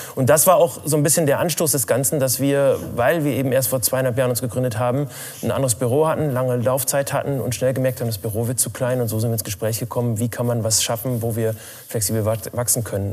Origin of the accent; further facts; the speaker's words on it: Rheine, North Rhine-Westphalia, Germany; also born or lived in Spelle, Lower Saxony; Mein Elternhaus ist in Spelle. Ich bin in Rheine zur Schule gegangen, deswegen in Rheine und Spelle groß geworden.